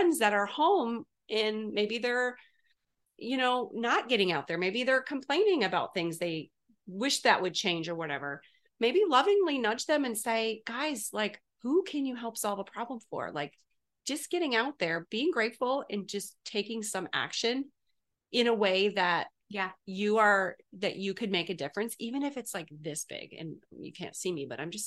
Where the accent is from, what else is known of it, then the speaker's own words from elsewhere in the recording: Canada; now in United States; I'm from Canada, and it's a great country as well, but moving here